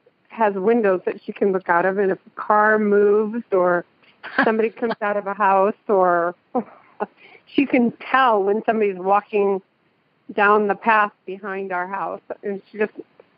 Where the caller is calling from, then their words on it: Danville, California, United States; Danville, California.